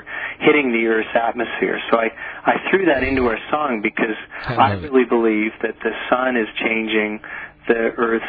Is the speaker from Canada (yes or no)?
yes; Nova Scotia, Canada; when I was a boy, I grew up in Nova Scotia in Canada